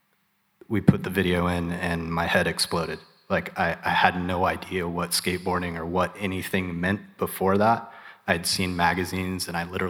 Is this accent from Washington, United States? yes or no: no; Topeka, Kansas, United States; I grew up in Topeka, Kansas